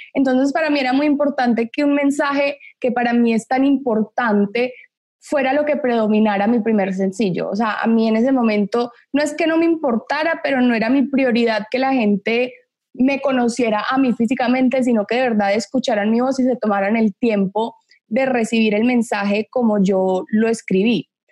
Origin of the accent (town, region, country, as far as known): Medellín, Antioquia, Colombia; born or raised there; also born or lived in Miami / Los Angeles